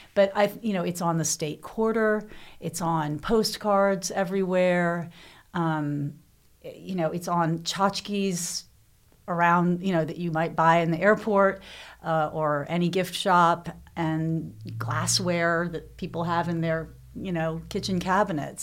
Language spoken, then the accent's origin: English; Louisville, Kentucky, United States; I grew up in Louisville, uh, Derby City